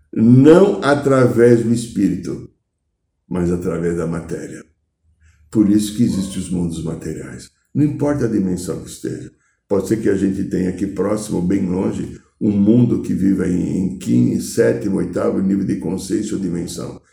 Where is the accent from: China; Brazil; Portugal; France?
Brazil; eu não sou alemão, eu sou gringo brasileiro